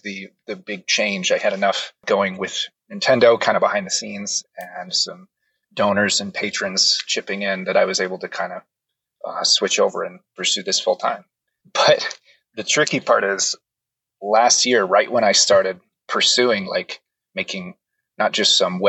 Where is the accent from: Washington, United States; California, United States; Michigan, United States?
Washington, United States; Seattle; also born or lived in Hawaii; I grew up in Seattle